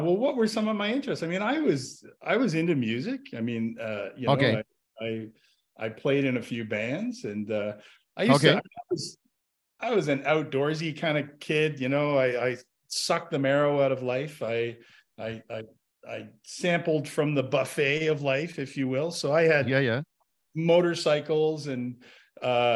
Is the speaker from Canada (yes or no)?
yes; Ottawa, Ontario, Canada; also born or lived in Toronto; I was born and raised right here in the great capital city of Canada, Ottawa, Ontario.